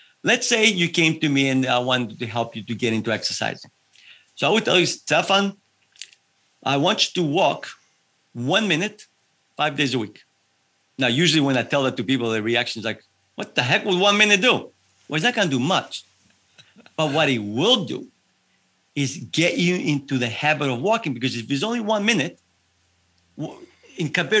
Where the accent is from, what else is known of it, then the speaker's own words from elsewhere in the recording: Evia, Central Greece, Greece; now in United States; I was raised in Greece